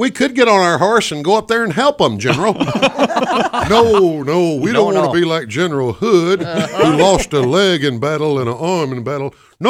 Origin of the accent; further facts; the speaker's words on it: the South, United States; I look back on my life growing up in the South.